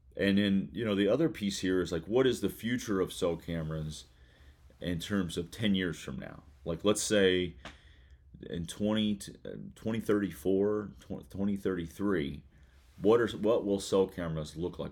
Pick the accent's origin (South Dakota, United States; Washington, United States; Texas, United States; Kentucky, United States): Kentucky, United States; Kentucky, uh, my, my home state, um, where I currently reside